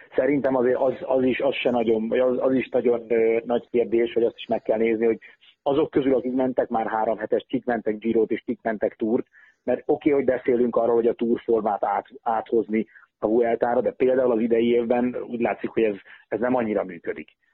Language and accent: Hungarian; Hungary; mi magyarok vagyunk